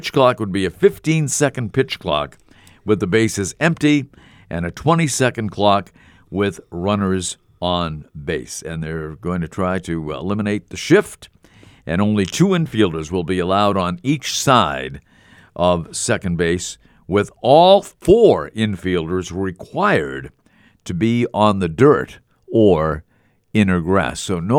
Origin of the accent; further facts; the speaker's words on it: Scotland, United Kingdom; It was cheap. It was inexpensive, and I'm Scottish.